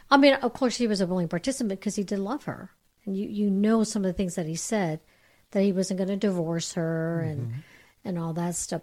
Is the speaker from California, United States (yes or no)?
yes; Bay Area, California, United States; I come from the Bay Area, so it's a it's a melting pot up yeah. there.